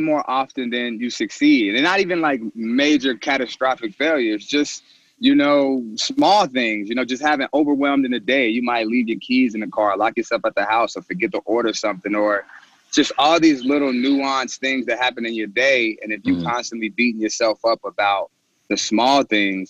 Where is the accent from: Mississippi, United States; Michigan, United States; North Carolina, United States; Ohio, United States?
Ohio, United States; Cincinnati; also born or lived in Louisville, Kentucky; I was born in Louisville, Kentucky. I grew up in Cincinnati, Ohio. So I went to high school here